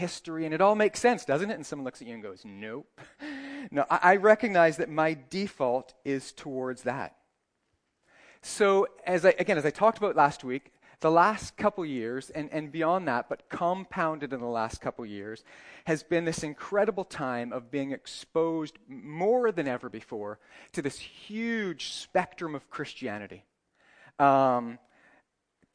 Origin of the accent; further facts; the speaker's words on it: Northern Ireland, United Kingdom; moved away as an adult; also born or lived in Canada; now in United Arab Emirates; live in the UAE, Canadian, but live most of my life in Ireland